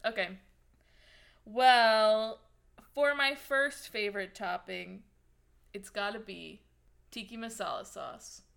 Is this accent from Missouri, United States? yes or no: yes; St. Louis, Missouri, United States; I'm from Saint Louis